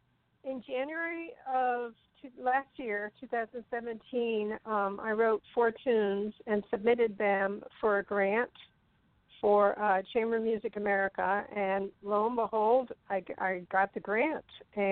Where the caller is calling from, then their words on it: Jersey City, New Jersey, United States; Yeah, I'm calling in from New Jersey, from Jersey City.